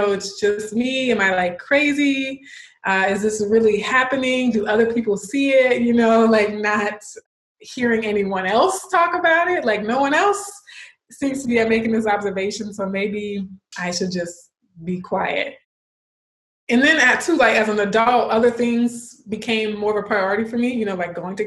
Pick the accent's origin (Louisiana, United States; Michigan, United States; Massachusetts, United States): Louisiana, United States; Baton Rouge; also born or lived in Austin, Texas / California; I was born in Austin, Texas, but we moved to Louisiana, where my parents are originally from, when I was 6 months old. So I just say I'm a Louisianian, South Louisiana to be exact, Baton Rouge